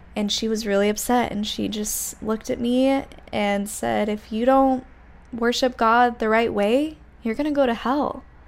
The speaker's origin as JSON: {"language": "English", "region": "Utah", "country": "United States", "tie": "born or raised there", "moved": "yes", "said": "I grew up in Utah in a very small town where everyone was Mormon"}